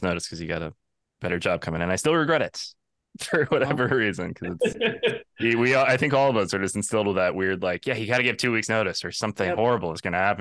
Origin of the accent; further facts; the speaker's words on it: Cascade Locks, Oregon, United States; now in Los Angeles, United States; I grew up in Oregon myself